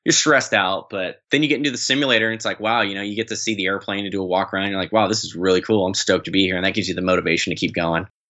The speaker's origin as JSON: {"language": "English", "town": "San Diego", "region": "California", "country": "United States", "also_born_or_lived": "East Coast", "said": "I'm from San Diego"}